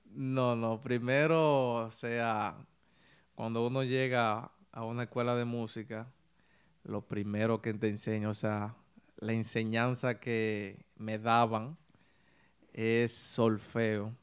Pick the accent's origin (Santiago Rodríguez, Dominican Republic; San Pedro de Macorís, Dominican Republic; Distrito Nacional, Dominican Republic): Santiago Rodríguez, Dominican Republic; San Ignacio de Sabaneta; now in New York, United States; yo soy de un pueblo que le llaman Santiago Rodríguez